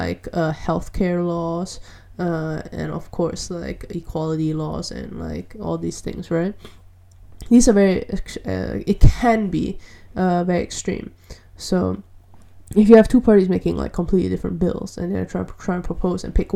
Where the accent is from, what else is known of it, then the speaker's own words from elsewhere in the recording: Malaysia; I'm from Malaysia